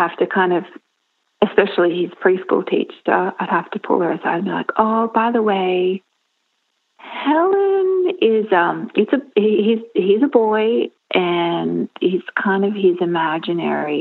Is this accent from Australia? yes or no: yes; Australia; moved away as an adult; now in Marion, United States; I'm actually Australian, and we recently moved here a couple of years ago